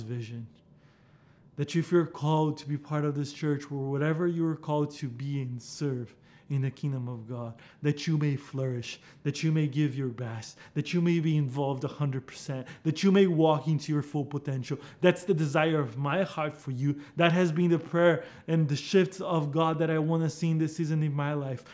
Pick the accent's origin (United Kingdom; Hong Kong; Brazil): Brazil; English is a second language; moved away; You heard me speak this different accent. Yeah, I'm from Brazil